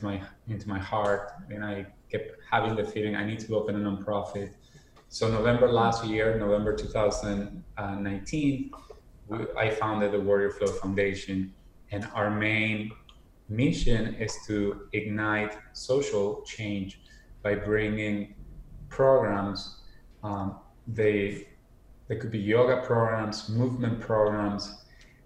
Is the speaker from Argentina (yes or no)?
yes; Argentina; moved away as an adult; also born or lived in Miami, United States / New York, United States; now in United States; I was born and raised in Argentina, and at age 21, I decided to move to the United States